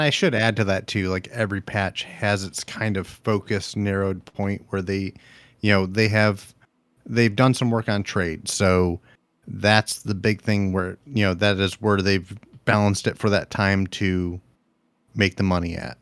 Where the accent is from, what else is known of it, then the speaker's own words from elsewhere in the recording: Ohio, United States; I'm from Ohio